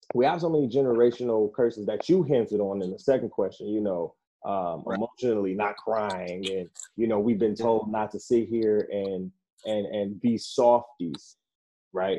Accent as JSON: {"language": "English", "town": "Detroit", "region": "Michigan", "country": "United States", "tie": "born or raised there", "also_born_or_lived": "Orlando, Florida", "moved": "yes", "lives_now": "Grand Rapids, United States", "said": "I was born in Orlando, raised in Detroit"}